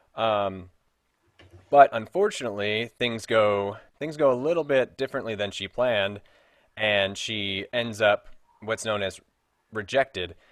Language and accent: English; Frankfort, Kentucky, United States; moved away; I'm originally from Frankfort, Kentucky